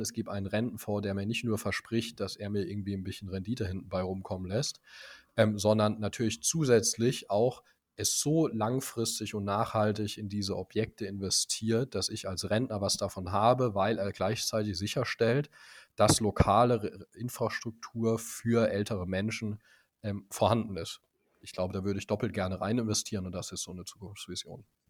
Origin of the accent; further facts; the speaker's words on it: Speyer, Rhineland-Palatinate, Germany; now in Potsdam, Germany; ich komme eigentlich aus Speyer, einer kleinen pfälzischen, sehr historischen Stadt.